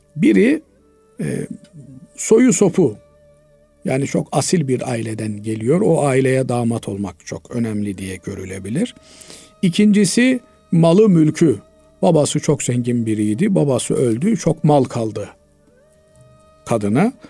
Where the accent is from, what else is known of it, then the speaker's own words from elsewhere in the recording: Turkey; biz Türk'üz